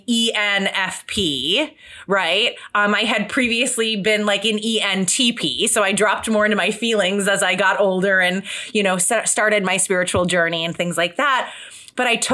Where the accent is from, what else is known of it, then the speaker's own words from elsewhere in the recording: Detroit, Michigan, United States; We were both born in Detroit.